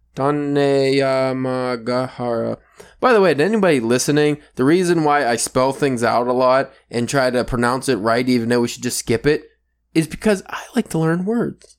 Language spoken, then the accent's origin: English; United States; I'm from America